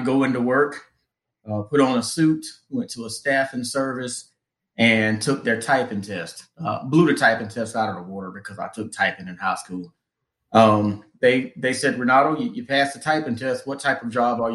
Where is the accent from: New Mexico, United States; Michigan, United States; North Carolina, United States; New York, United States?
North Carolina, United States; Wilmington; moved away as an adult; also born or lived in Atlanta, Georgia / Charlotte, North Carolina; I'm from Wilmington originally